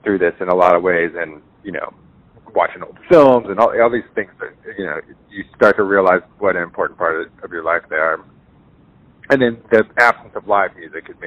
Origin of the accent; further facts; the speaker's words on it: San Diego, California, United States; I grew up in San Diego, California